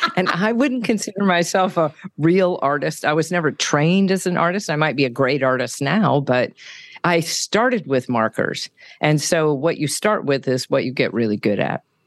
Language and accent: English; California, United States; moved away; also born or lived in San Francisco / Denver; I'm from California, so, uh, lots of avocados. I had an avocado tree in the backyard